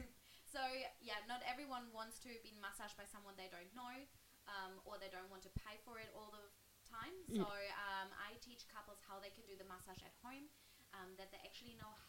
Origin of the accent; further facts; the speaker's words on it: Germany; now in Australia; I'm from Germany.